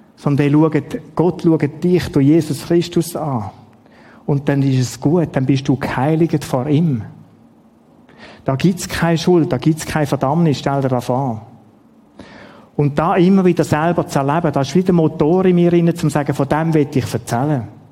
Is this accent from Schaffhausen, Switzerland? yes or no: yes; Schaffhausen, Switzerland; also born or lived in Ottiken; Die Schaffhausen, wo ich aufgewachsen bin